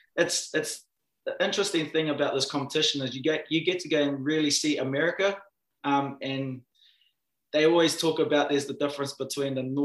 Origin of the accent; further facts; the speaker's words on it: New Zealand; moved away as an adult; now in United States; growing up in New Zealand